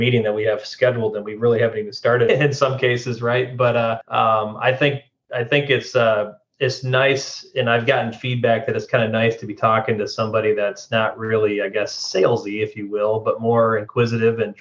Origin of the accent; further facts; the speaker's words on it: West Michigan, United States; moved away as an adult; my wife and I are thrilled to be home where we grew up here in West Michigan